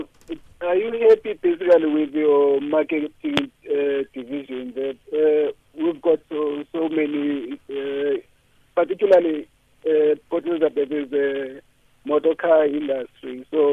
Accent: Malawi; I mean, Orlando Pirates fan, by the way, but I support Chippa because I'm from Malawi.

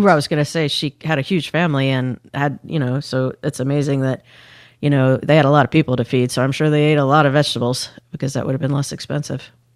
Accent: Indiana, United States; I grew up in Indiana when I was in the fourth grade through my senior of high school.

